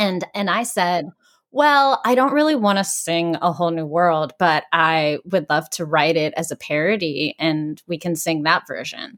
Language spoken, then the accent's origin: English; Greensburg, Pennsylvania, United States; moved away; Greensburg where I shot the film, my hometown in Pennsylvania